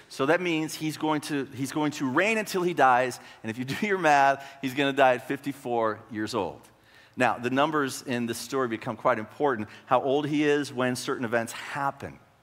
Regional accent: Marshall, Texas, United States; moved away as an adult; now in Gaylord, United States; I grew up in a town in northeast Texas, uh, Marshall

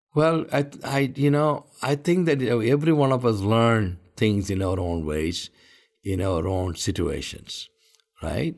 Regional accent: India; I'm an Indian. I live all my life in India. And this is my country.

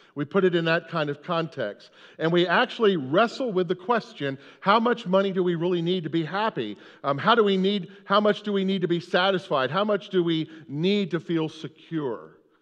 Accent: United States; we're from America

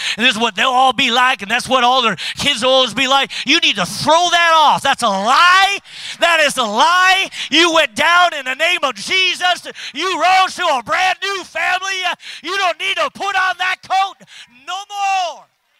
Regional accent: Minnesota, United States; You know, we're Norwegians from Minnesota. Don't you know? We don't need that extra warmth.

